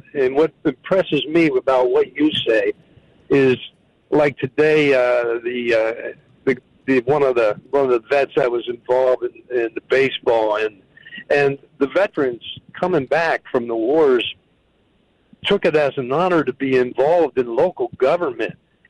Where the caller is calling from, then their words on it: Danville, United States; I'm from Danville. I'm a Marine Vietnam veteran.